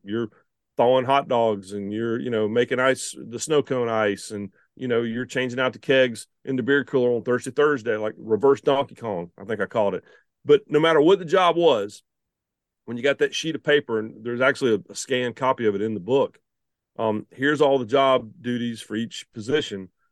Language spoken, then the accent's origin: English; the Carolinas, United States; also born or lived in Shelby, North Carolina; growing up in the Carolinas